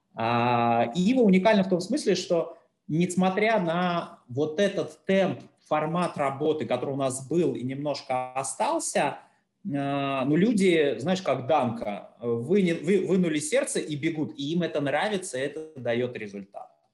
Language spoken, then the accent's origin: Russian; Russia